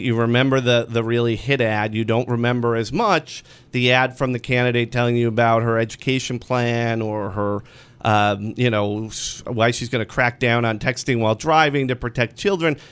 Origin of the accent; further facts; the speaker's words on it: Western New York, United States; I grew up in Western New York at a time when everything was awful